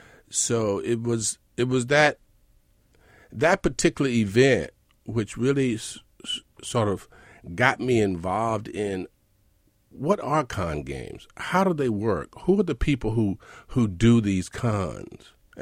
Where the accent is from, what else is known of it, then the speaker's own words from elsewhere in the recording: Mississippi, United States; moved away as an adult; now in New York City, United States; I'm from Mississippi.